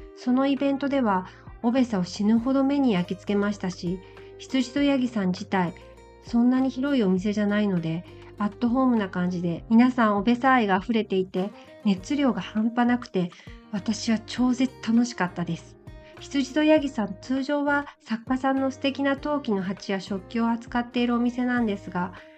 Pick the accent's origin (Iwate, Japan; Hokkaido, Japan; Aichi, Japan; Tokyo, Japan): Aichi, Japan; Nagoya; それに私、名古屋生まれでして